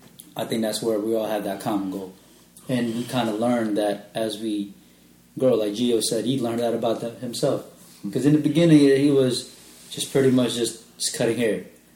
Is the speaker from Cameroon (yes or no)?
no; Philippines; You know, I'm Filipino.